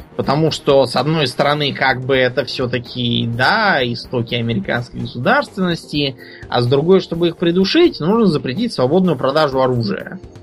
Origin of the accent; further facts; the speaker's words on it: Russia; я из России